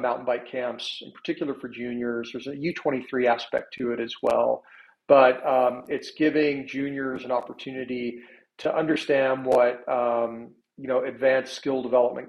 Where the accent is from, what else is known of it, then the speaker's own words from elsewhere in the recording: Little Rock, Arkansas, United States; also born or lived in Bentonville, Arkansas / Park City, Utah; I'm from Arkansas. I'm from Little Rock.